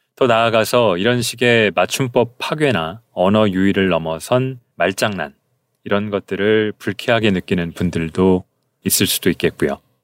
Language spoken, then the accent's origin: Korean; Seoul, South Korea; accent: Seoul dialect; also born or lived in Gyeonggi Province / Gyeongsang Province / Gangwon Province / United States; 저는 서울 사투리를 주로 쓰는 이성애자 남성